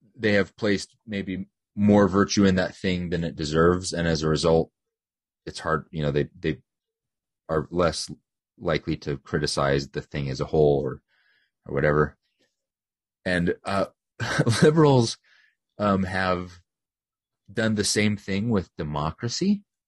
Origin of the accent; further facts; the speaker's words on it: United States; they know I'm an American